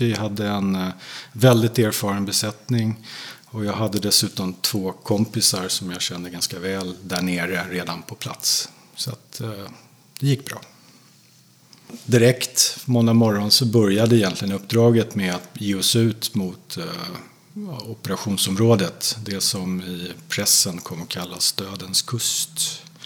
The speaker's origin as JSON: {"language": "Swedish", "country": "Sweden", "said": "mig som svensk"}